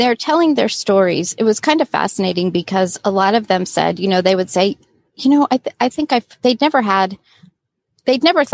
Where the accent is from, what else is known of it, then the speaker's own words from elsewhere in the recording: Southern California, United States; also born or lived in Florida; I grew up in Southern California, but we spent 3 years in Florida when I was a teenager